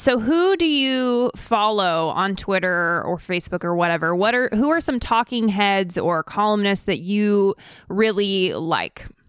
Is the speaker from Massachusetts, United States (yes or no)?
no; Idaho, United States; also born or lived in California; I'm actually originally from California. My family moved to Idaho to be closer to Aryan nations